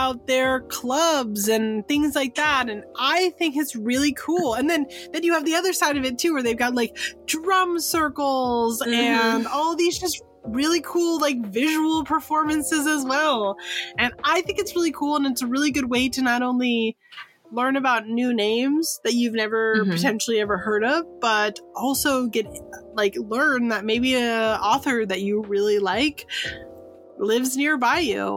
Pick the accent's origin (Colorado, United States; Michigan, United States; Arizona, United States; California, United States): California, United States; San Francisco; I'm from San Francisco.